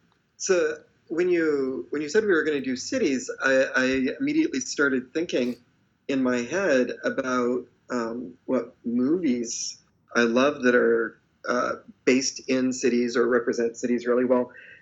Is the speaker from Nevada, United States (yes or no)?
no; Fresno, California, United States; moved away as an adult; now in San Francisco Bay Area, United States